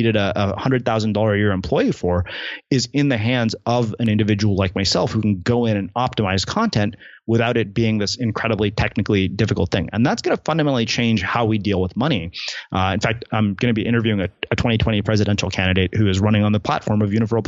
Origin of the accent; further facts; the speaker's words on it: United States; I'm saying this as an Indian American